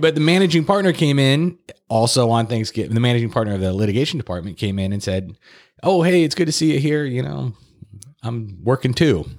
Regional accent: Fresno, California, United States; also born or lived in Santa Barbara / Los Angeles; I'm originally from Fresno.

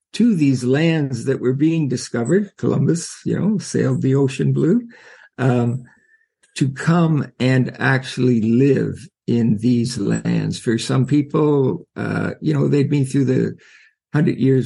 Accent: Canada; I'm from Canada

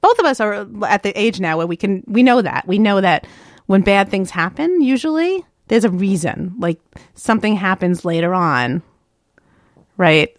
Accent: New York, United States; I'm from the East Coast

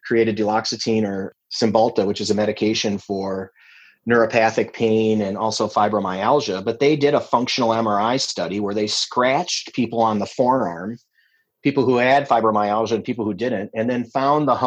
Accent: La Crosse, Wisconsin, United States; a hospital I was working at in my hometown of La Crosse

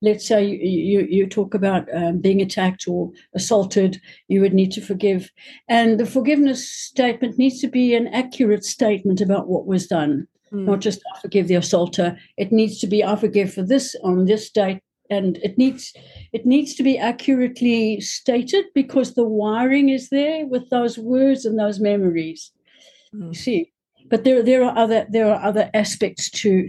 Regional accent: South Africa; I come from South Africa

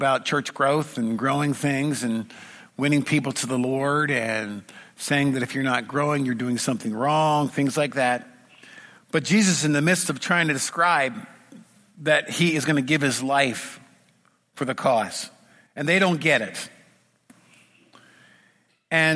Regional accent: United States; I come from Washington

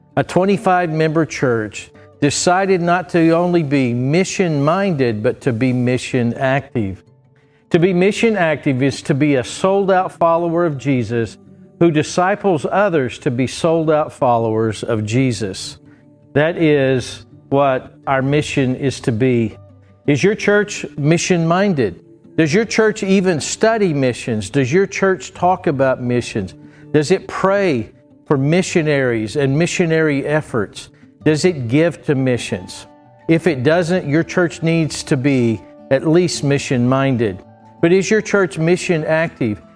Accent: Bristow, Oklahoma, United States; I grew up in Trinity Baptist Church in Bristow, Oklahoma

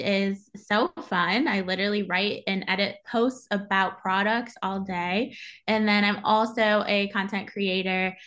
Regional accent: Detroit, Michigan, United States; moved away as an adult; now in New York City, United States; I'm originally from the Detroit area, Michigan.

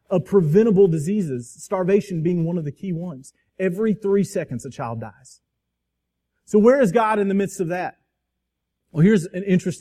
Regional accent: Crestview, Florida, United States; Twin Hills Park in my hometown of Crestview

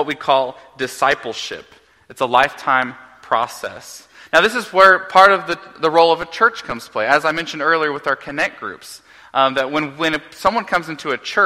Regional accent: Oklahoma, United States; moved away; growing up in Oklahoma

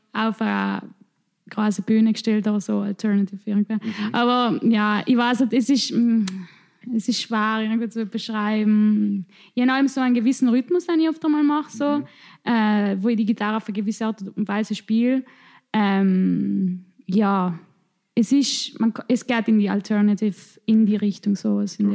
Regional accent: South Tyrol, Trentino-Alto Adige, Italy; accent: South Tyrolean dialect; in unserem Dialekt

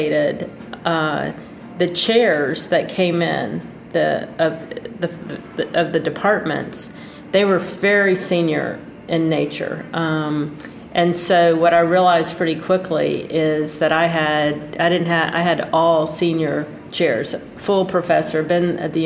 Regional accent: Pensacola, Florida, United States; I love Pensacola. I love my hometown

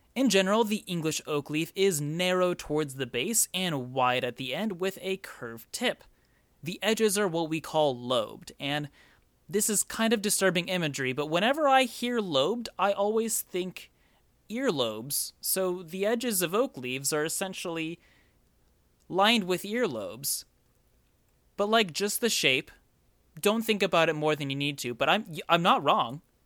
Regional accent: United States; I am from the United States

